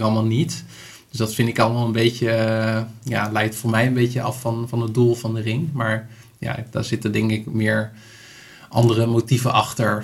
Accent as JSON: {"language": "Dutch", "country": "Netherlands", "said": "als Nederlander"}